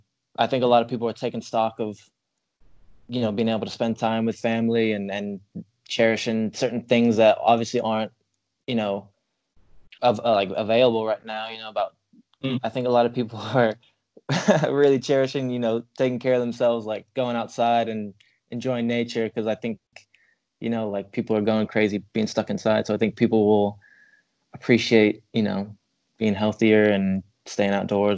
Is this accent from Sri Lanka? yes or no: no; England, United Kingdom; also born or lived in United States; now in Ireland; I did, like, primary and secondary school in England. So, yeah, just wherever I'm at the longest is my accent will start to change. The longer I'm here, my accent will become English. And then if I went back to America, it'll slowly become American.